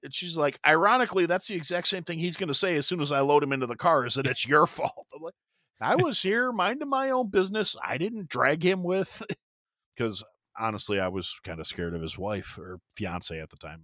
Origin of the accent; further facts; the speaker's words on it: Kenosha, Wisconsin, United States; moved away; Kenosha, Wisconsin, that's actually my hometown, that's where I'm from